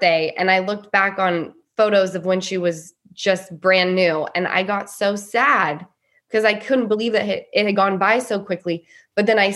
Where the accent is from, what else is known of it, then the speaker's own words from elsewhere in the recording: Salt Lake City, Utah, United States; I grew up in Salt Lake City, Utah